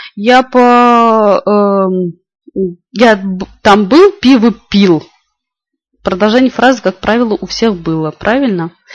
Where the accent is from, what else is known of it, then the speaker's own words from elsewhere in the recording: Moscow Oblast, Russia; Я из Москвы